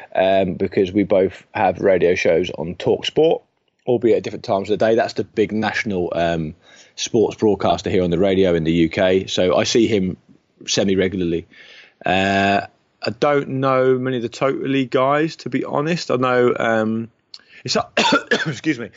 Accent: Portsmouth, South East England, United Kingdom; moved away; I don't pop down to my hometown under cover of darkness

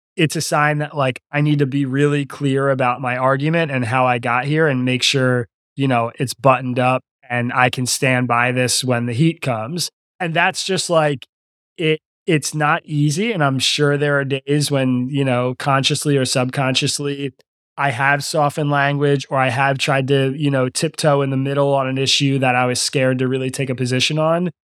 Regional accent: Lower Bucks County, Pennsylvania, United States; also born or lived in Philadelphia, Pennsylvania; I grew up in Lower Bucks County, which is a bellwether county.

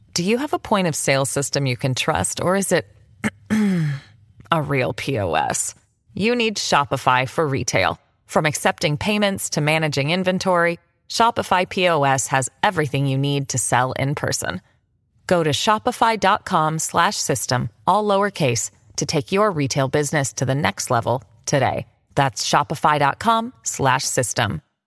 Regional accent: Strathroy, Ontario, Canada; lots of troublemakers come out of my hometown

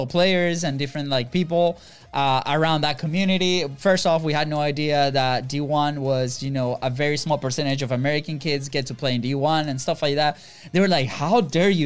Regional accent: Venezuela; now in United States; we're not from here, from the U.S., right? We're originally from Venezuela.

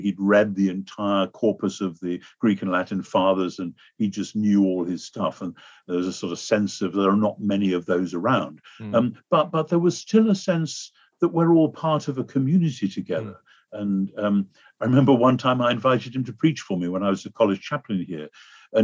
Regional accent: United Kingdom; in America, I find as a Brit

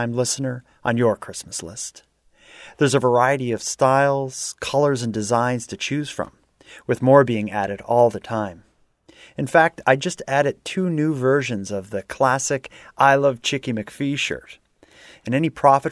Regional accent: Sydney, Nova Scotia, Canada; moved away as an adult; now in Halifax, Canada; I'm from Sydney, but I've been living in Halifax for probably 10 years now.

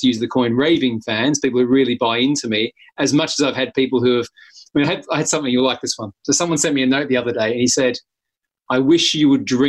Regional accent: Australia; I'm the Australian

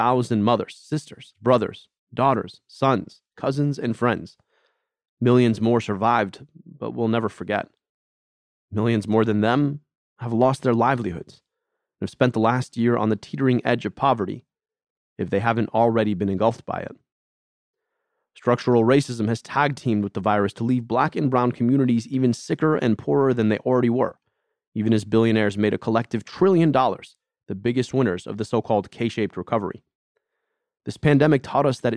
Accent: Ann Arbor, Michigan, United States; my hometown of Ann Arbor

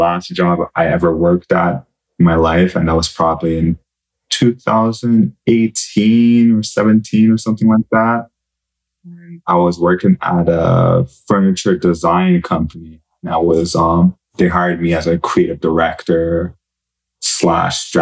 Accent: Montreal, Quebec, Canada; I'm from Montreal

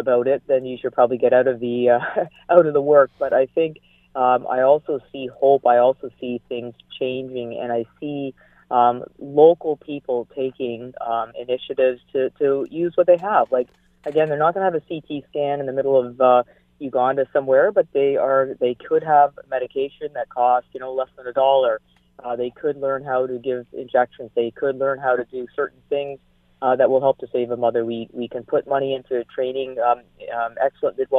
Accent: Canada; I'm a Canadian doctor

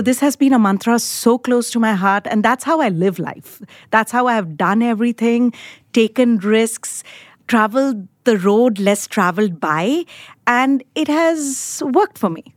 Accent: India; moved away as an adult; now in United States; I was born in India, grew up in India, did my undergrad in India. And I came to the United States in nineteen ninety-eight

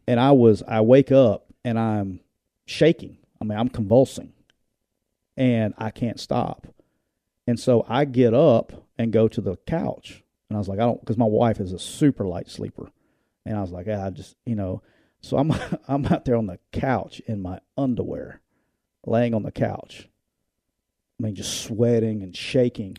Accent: Alabama, United States; I'm from Alabama

